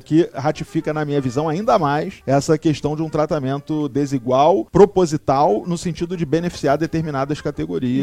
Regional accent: Rio de Janeiro, Brazil; quando eu era criança, morava aqui no Rio, num, num bairro chamado Tijuca

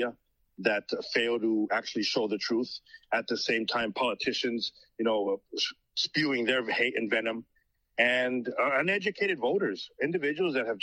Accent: Mexico; now in United States; I'm Hispanic. I was born in Mexico. I came here legally

